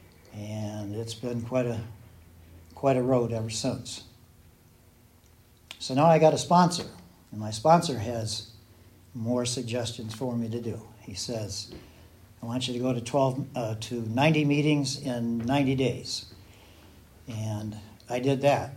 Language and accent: English; Southern Michigan, United States; moved away; I'm from Southern Michigan originally